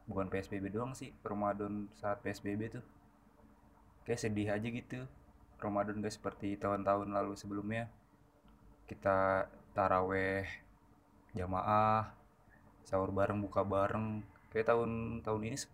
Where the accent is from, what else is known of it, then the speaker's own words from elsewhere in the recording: Klaten, Central Java, Indonesia; kalau kampung gue pribadi tuh ada di Klaten kan Klaten kan deket ke Solo deket ke Jogja ya